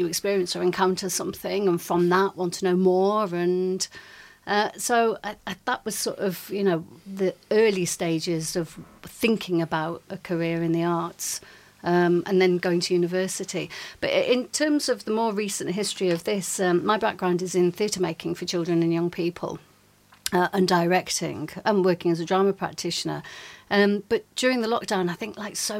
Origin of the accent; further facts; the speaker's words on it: Yorkshire and the Humber, United Kingdom; I grew up in North Yorkshire, and I had very little exposure to the arts there